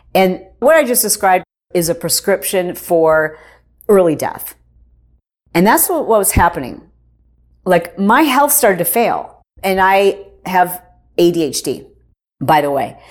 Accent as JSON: {"language": "English", "region": "Michigan", "country": "United States", "tie": "born or raised there", "said": "I grew up in Michigan"}